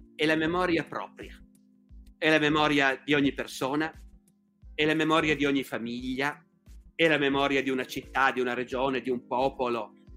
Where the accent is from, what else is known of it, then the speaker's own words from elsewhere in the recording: Turin, Piedmont, Italy; un torinese, come sono io